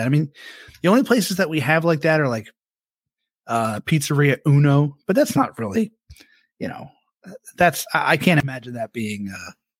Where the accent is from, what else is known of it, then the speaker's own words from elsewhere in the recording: outside Philadelphia, New Jersey, United States; I'm from Jersey, right outside of Philly